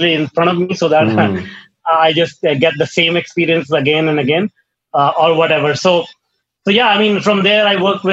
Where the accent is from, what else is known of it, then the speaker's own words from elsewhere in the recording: India; I grew up in India in a small town